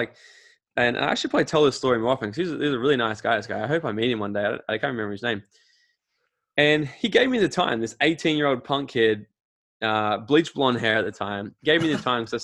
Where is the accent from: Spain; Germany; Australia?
Australia; I'm from Australia